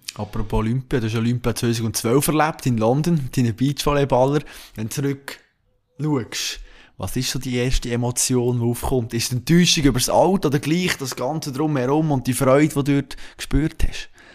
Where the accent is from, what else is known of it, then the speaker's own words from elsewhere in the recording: Switzerland; als Schweizer